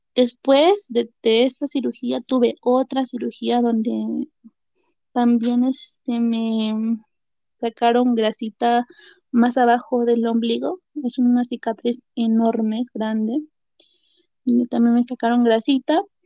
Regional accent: Carhuaz, Ancash, Peru; now in Huaraz, Peru; yo vivo en Huaraz actualmente y nací en Caruaz. Es zona sierra de Perú

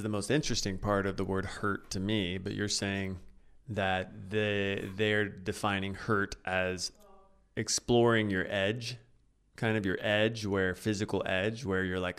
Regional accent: Oklahoma, United States; I'm from Oklahoma

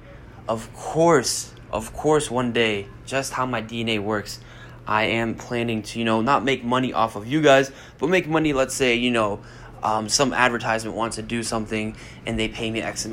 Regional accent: Bosnia & Herzegovina; moved away; also born or lived in Germany; I'm from Bosnia

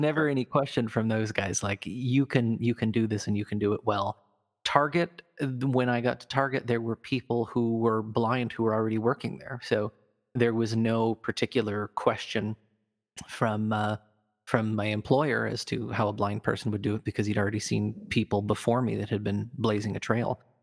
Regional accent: Fremont, Nebraska, United States; I grew up in Nebraska in, back in the eighties and nineties, so I was born in a town called Fremont

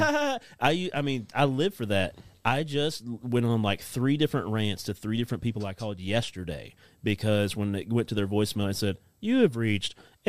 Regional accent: United States; accent: hick

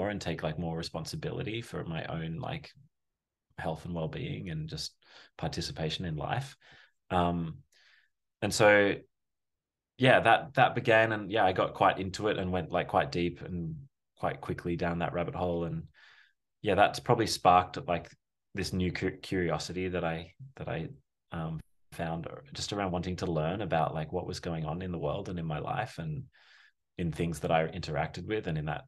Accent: Australia; as you can probably tell and hear, I'm Australian, but we met in New York, through a mutual friend.

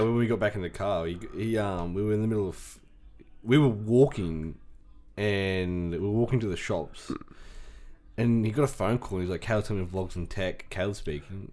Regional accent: Scone, New South Wales, Australia; we were in our Scone High School Year Twelve jerseys

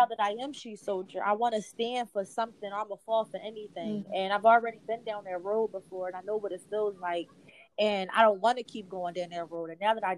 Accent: Philadelphia, Pennsylvania, United States; I am from West Philadelphia on the East Coast

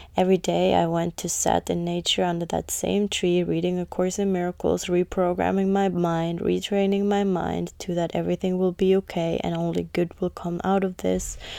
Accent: Finland; moved away as an adult; also born or lived in London, United Kingdom / United States; when I moved out from Finland and moved to London when I was eighteen to be an au pair

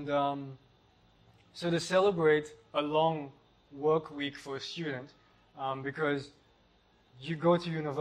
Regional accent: Port Shepstone, KwaZulu-Natal, South Africa; moved away as an adult; I grew up in South Africa in a little surf community called Port Shepstone

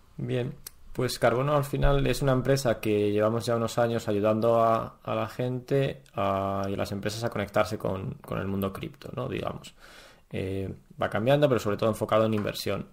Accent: Spain; Nunca hemos vivido en un periodo de infracción enorme ni nada similar en, España

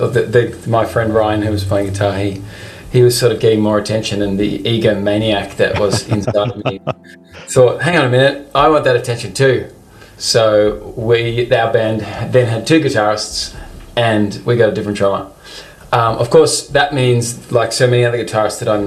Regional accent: Melbourne, Victoria, Australia; also born or lived in London; originally from Melbourne, Australia, and have been, you know, spent the majority of my life living here

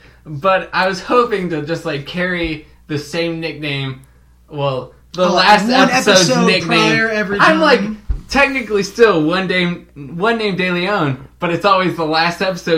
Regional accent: Ecuador; moved away; I grew up in Ecuador, so I'm moderate.

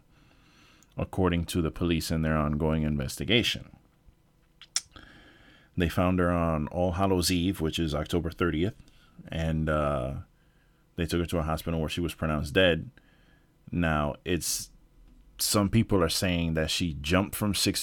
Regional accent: New York, United States; moved away; I'm from New York originally

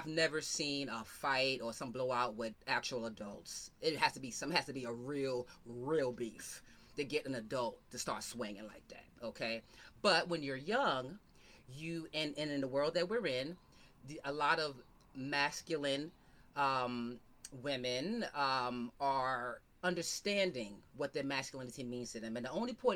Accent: New York, United States; I'm from New York

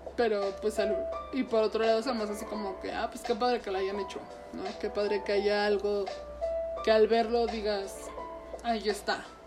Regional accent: Mexico; nuestra identidad como mexicanos

